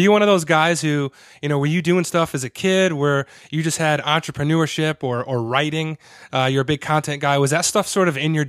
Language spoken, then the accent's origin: English; Connecticut, United States; So I used to actually, being from Connecticut, we used to go up there a lot when I was a kid.